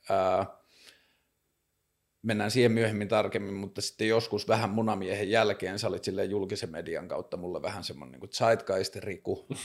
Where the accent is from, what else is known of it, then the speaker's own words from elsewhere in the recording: Kajaani, Kainuu, Finland; moved away as an adult; now in Helsinki, Finland; mä oon Kajanista.